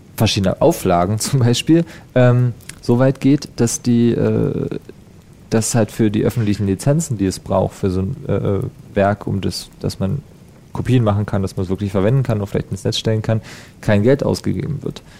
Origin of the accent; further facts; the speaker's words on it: Unterspreewald, Brandenburg, Germany; Ich komme aus dem Unterspreewald, das ist der kleinere mhm. Zipfel nördlich ja. von dem großen Touristengebiet